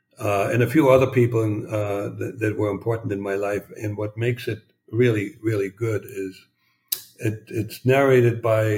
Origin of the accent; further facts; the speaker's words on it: East Germany, Germany; And I had no clue that this was going on while growing up in East Germany because I lived in a bubble.